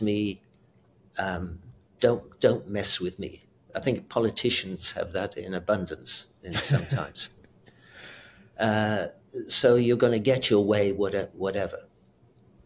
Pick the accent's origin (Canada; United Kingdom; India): United Kingdom; accent: British; moved away; also born or lived in South Africa / Houston / Seattle; I'm British as well